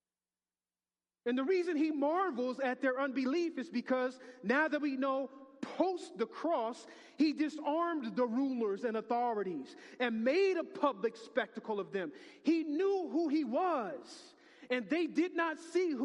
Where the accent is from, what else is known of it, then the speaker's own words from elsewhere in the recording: United States; I'm too American.